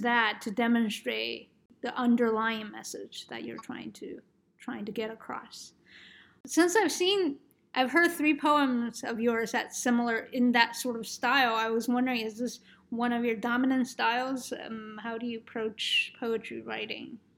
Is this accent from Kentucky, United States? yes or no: no; New York, United States; moved away; I'm from New York